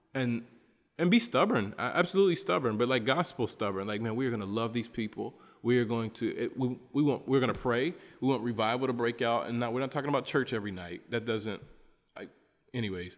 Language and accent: English; United States; moved away as an adult; now in Bolivia; as an American person here